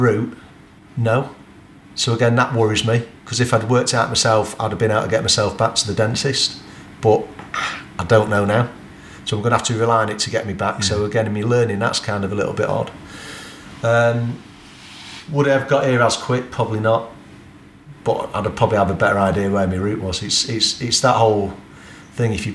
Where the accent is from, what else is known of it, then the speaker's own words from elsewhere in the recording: England, United Kingdom; our mentality about being English